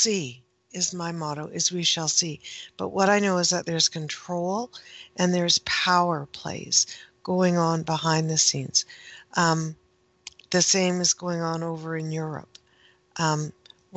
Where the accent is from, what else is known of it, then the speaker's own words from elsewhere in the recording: Canada; I am Canadian, and we, most of us, pronounce the H